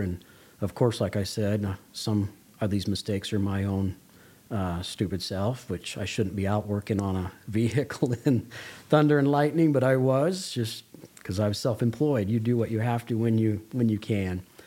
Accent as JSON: {"language": "English", "town": "Las Vegas", "region": "Nevada", "country": "United States", "tie": "born or raised there", "moved": "as an adult", "lives_now": "Toquerville, United States", "said": "I grew up in Las Vegas, Nevada"}